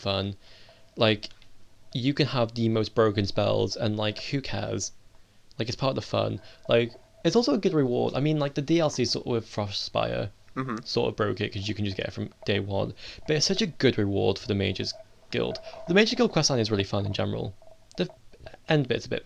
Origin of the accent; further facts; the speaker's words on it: Wales, United Kingdom; I am Welsh.